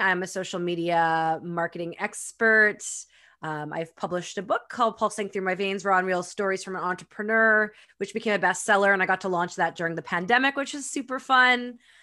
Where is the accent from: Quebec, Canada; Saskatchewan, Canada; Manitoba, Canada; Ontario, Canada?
Manitoba, Canada; Winnipeg; now in Pemberton, Canada; I was born and raised in Winnipeg, Manitoba